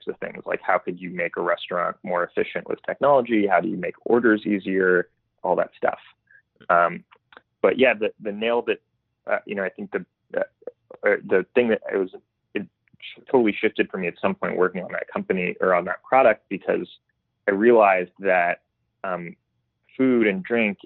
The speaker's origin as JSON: {"language": "English", "town": "Palo Alto", "region": "California", "country": "United States", "tie": "born or raised there", "also_born_or_lived": "New York", "said": "grew up in Palo Alto."}